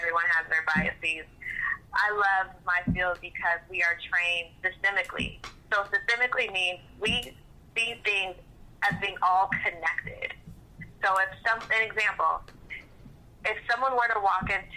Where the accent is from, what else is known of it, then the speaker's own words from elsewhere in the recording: Seattle, Washington, United States; moved away as an adult; now in Atlanta, United States; I'm from Seattle, and I also have my license in Georgia. Right now, I live outside of Atlanta